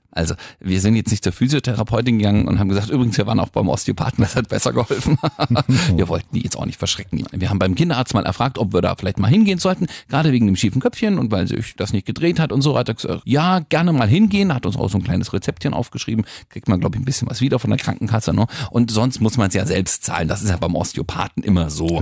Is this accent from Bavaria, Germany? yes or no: yes; Franconia, Bavaria, Germany; wir sind nicht konservativ in Franken, wir sind auch nicht katholisch